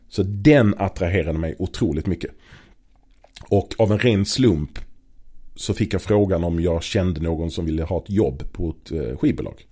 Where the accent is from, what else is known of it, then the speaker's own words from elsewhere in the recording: Malmö, Skåne, Sweden; i Malmö på den tiden, där jag är född och uppvuxen